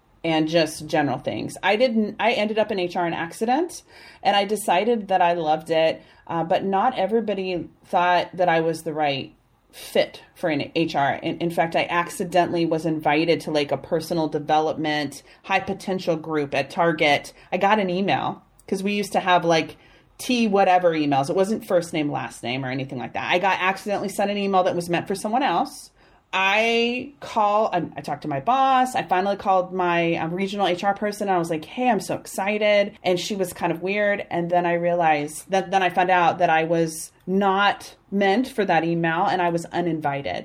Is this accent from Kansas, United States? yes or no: yes; Kansas, United States; now in Austin, United States; I'm from Kansas.